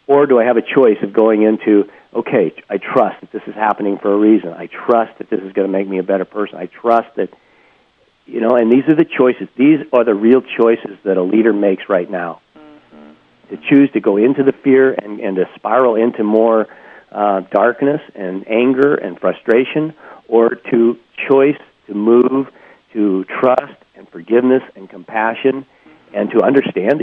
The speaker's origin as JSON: {"language": "English", "region": "Montana", "country": "United States", "tie": "born or raised there", "said": "I grew up in Montana."}